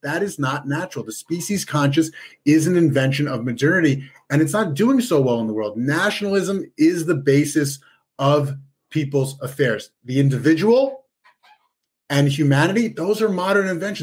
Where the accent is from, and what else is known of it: Long Island, New York, United States; born or raised there; moved away as an adult; now in Israel